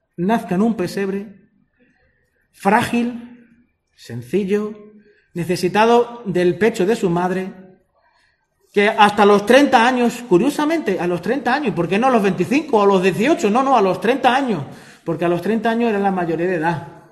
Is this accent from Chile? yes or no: no; Spain; los que somos españoles de toda la vida